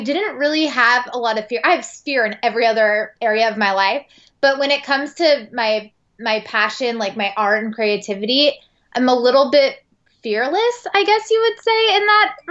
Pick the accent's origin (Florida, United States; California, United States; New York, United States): California, United States; San Francisco; moved away as an adult; now in Los Angeles, United States; I am from San Francisco and I moved to LA after my trip to Europe